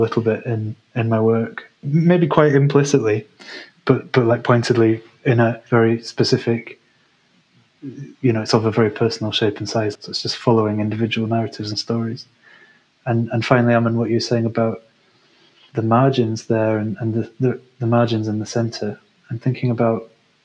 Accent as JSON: {"language": "English", "region": "England", "country": "United Kingdom", "tie": "born or raised there", "said": "growing up in England"}